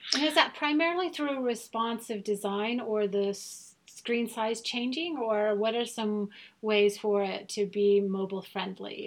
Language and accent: English; Germany; first language German; English is a second language; I'm from Germany. So yes, we are both native speakers